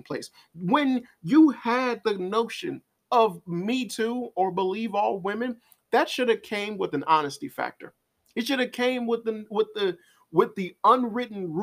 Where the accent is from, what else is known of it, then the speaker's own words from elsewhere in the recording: Chicago, Illinois, United States; I'm from Chicago